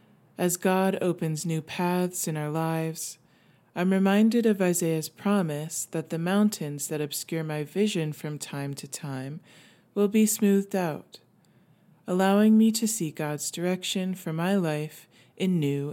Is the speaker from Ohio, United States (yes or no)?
no; West Virginia, United States; Growing up in West Virginia, we saw lots of mountains and hills leveled for Interstate 64